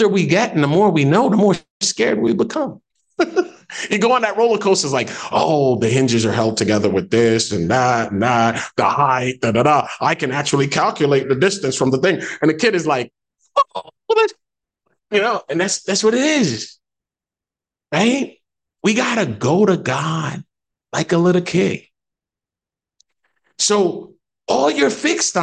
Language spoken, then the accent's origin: English; Jamaica; I'm Jamaican